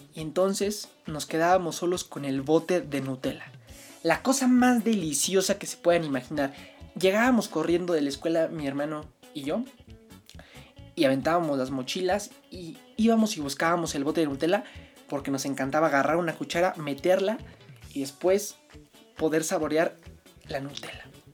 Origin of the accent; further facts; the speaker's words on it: Mexico City, Mexico; Entonces yo nací el 11 de junio de 1999 en la Ciudad de México. Yo soy chilango